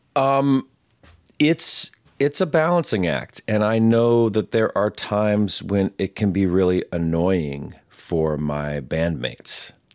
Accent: Palmer Lake, Colorado, United States; moved away as an adult; also born or lived in Durango, Colorado; now in Western North Carolina, United States; I was raised on the Front Range, like an hour south of Denver, a little town called Palmer Lake

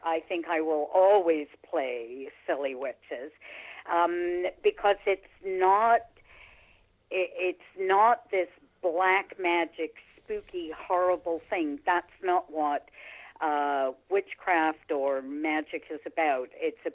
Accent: England, United Kingdom; also born or lived in Niagara-on-the-Lake; now in Canada; I was born in England. I'm British

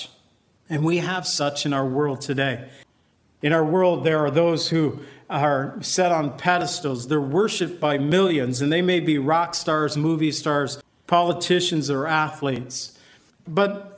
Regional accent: United States; I've always felt I am an American, and I am proud to be part of this nation

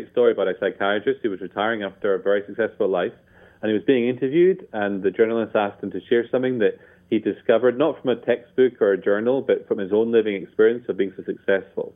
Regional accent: Scotland, United Kingdom; I'm Scottish

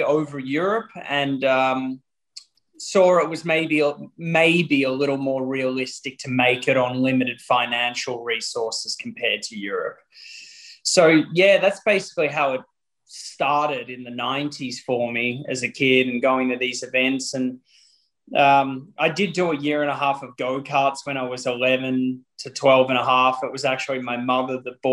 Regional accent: Melbourne, Victoria, Australia; my hometown of Melbourne

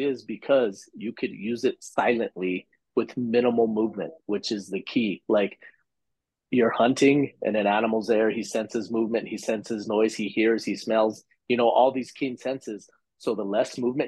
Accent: New Mexico, United States; we're from New Mexico, we're Western hunters

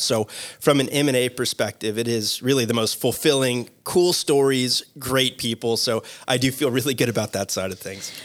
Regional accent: Boca Raton, Florida, United States; also born or lived in Mississippi; born and raised in Boca Raton, Florida

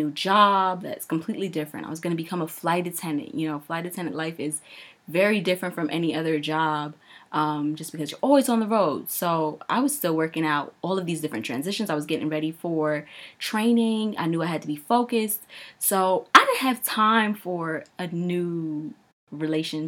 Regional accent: New York, United States; I'm from New York.

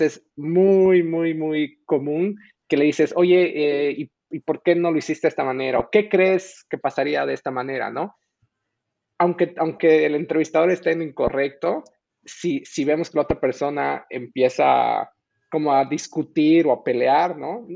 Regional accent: Bolivia; moved away as an adult; also born or lived in Mexico; yo nací en Bolivia y de hecho me, me, pues, pero me crié ahí y luego me mudé a México para la universidad

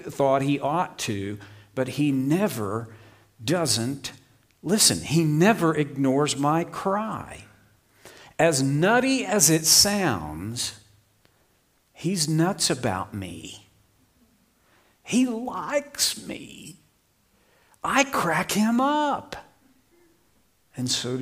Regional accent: Oklahoma, United States; I grew up in Oklahoma

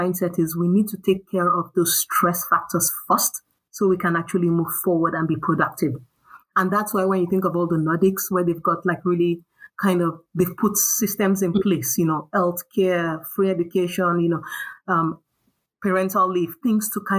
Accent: Nigeria; also born or lived in United States; now in Stockholm, Sweden; growing up in Nigeria

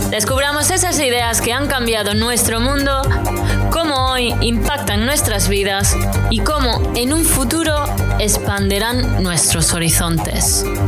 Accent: Spain; moved away; estoy transmitiendo este podcast a 17.000 kilómetros de distancia de mi tierra

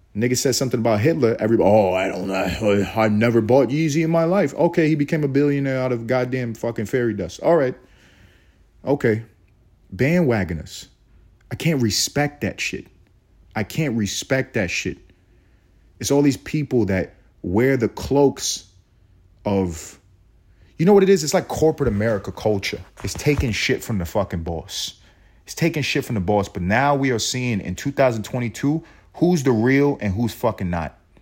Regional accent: United States; I'm as American as they come.

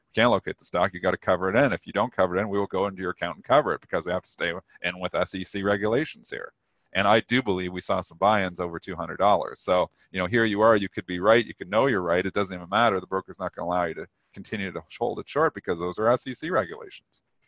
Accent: Canada; I'm Canadian

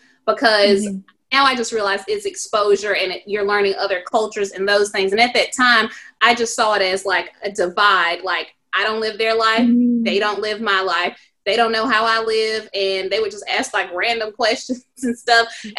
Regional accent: the South, United States; Like literally, like I'm from the South. We go to Myrtle Beach. That's a vacation.

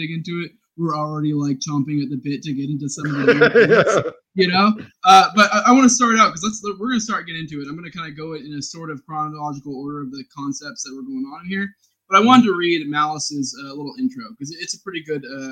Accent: United States; as Americans

